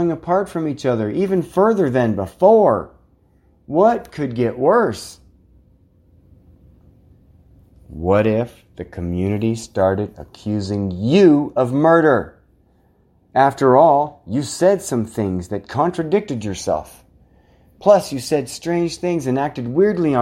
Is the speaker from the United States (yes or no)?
yes; Scotts Bluff County, Nebraska, United States; This is my hometown, you guys. This is my home county